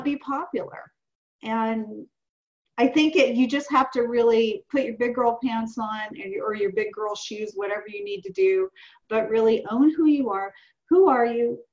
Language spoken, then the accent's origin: English; the South, United States; I'm 58 years old and I'm from the South.